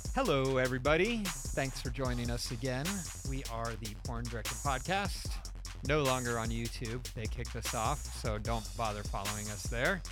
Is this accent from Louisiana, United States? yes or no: no; Stamford, Connecticut, United States; I'm from, uh, Stamford, Connecticut